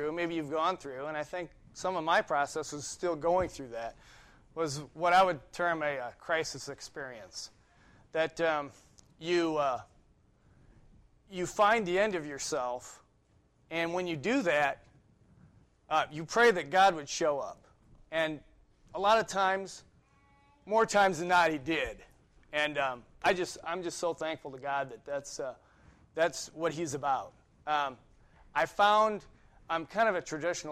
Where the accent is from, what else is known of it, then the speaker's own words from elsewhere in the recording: Ohio, United States; moved away as an adult; also born or lived in New York; I grew up in Ohio